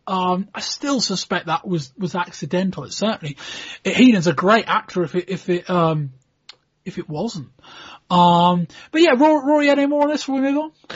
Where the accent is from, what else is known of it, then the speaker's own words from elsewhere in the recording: United Kingdom; we're British